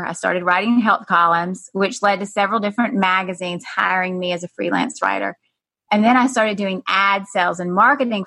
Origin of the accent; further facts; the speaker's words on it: South Georgia, United States; moved away as an adult; also born or lived in San Francisco; I had opened a health food store in the deep south, as you know, Joyce, South Georgia. Mm-hmm. I had moved back to my hometown after being in San Francisco